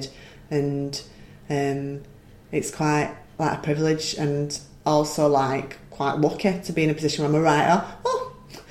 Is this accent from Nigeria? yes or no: no; Wigan, North West England, United Kingdom; accent: Wigan; also born or lived in London; moved back to Wigan, and became more broad, and then went to university, lost it a little bit, then settled in Wigan, and I've got a Wigan accent again